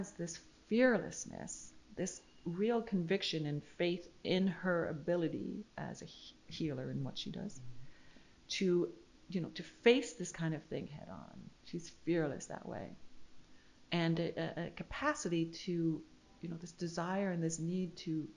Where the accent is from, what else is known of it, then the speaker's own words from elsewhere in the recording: Canada; moved away; I'm from Canada originally